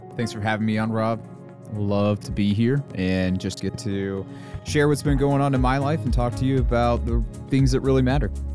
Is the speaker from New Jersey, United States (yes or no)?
no; North Carolina, United States; I grew up in North Carolina